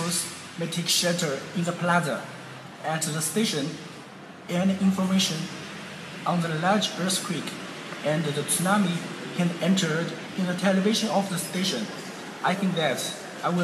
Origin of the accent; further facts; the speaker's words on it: Shanghai, China; English is a second language; moved away as an adult; now in Japan; I'm from Shanghai of China.